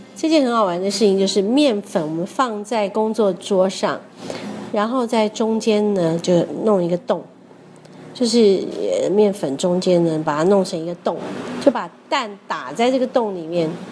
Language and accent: Chinese; Taiwan; 我从台湾来